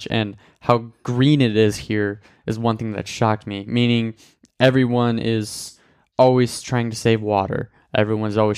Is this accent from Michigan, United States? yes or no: yes; Michigan, United States; I am from the United States. Uh, in that in that country, I am part of Michigan, which is the big Great Lake state.